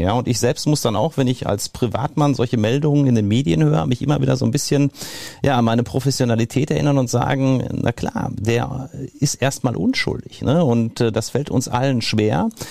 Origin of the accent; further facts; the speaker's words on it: Marl, North Rhine-Westphalia, Germany; also born or lived in Marburg; Ich komme aus dem Ruhrgebiet, bin in Marl geboren, habe zwischendurch in Marburg an der Lahn gewohnt und studiert und hatte aber immer vor, zurückzugehen